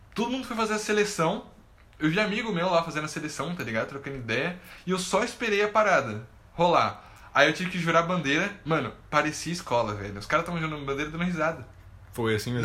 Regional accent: Brazil; como um bom brasileiro

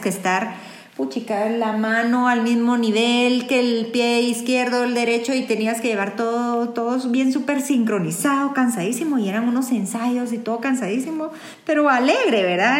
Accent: Guatemala

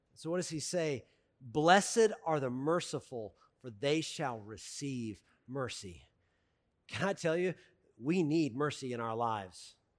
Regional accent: the South, United States; I'm from the South

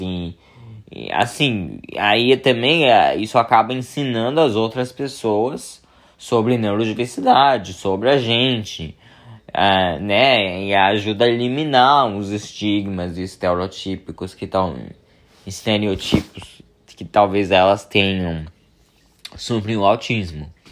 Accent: São Paulo, Brazil; moved away as an adult; now in California, United States; mas eu sou de São Paulo, a família da minha mãe é de São Paulo

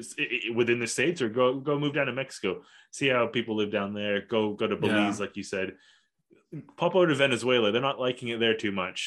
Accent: Kuala Lumpur, Malaysia; also born or lived in Australia; what I had growing up in Kuala Lumpur and then eventually in Australia.

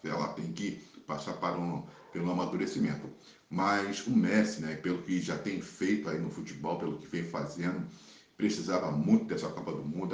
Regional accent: Brazil; Eu, como brasileiro

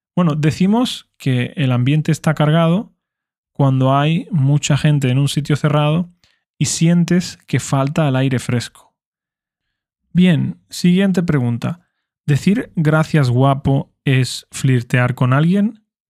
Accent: Spain; first language Spanish; como español nativo

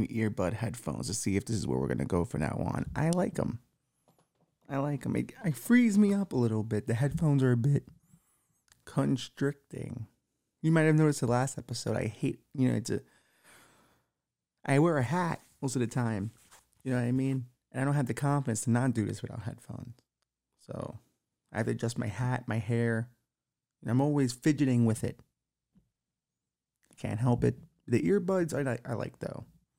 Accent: Bushwick, New York, United States; also born or lived in Williamsburg; So I was always, as a kid, you know, growing up in Bushwick, Williamsburg, you always got to know a lot of the Jewish people around.

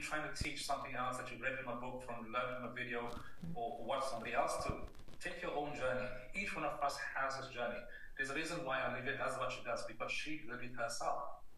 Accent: South Africa; moved away as an adult; also born or lived in Australia / Canada / England / Ireland; now in Spain; originally I was born in South Africa

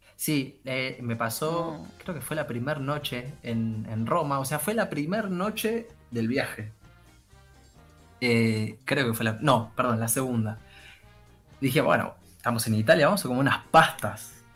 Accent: Argentina

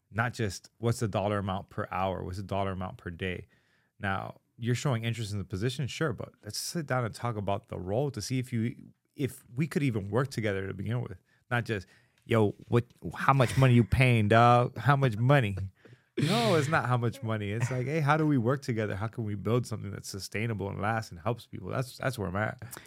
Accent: Miami, Florida, United States; growing up in Miami

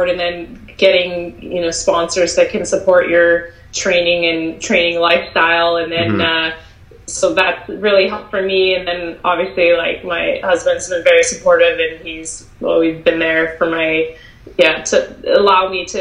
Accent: Welland, Ontario, Canada; moved away as an adult; also born or lived in California; Welland, Ontario, Font Hill

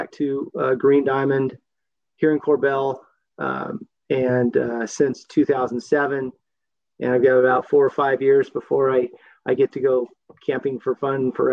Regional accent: Southern California, United States; moved away as an adult; now in Korbel, United States; I grew up in Southern California in the 60s and 70s

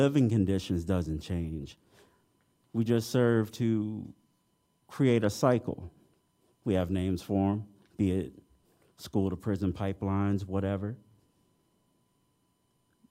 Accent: Detroit, Michigan, United States; now in Champaign-Urbana, United States; my hometown of Detroit in the 90s

